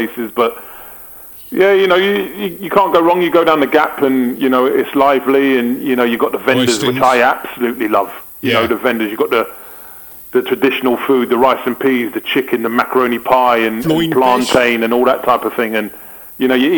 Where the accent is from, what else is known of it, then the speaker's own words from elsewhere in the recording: England, United Kingdom; Yeah, well, I'm English.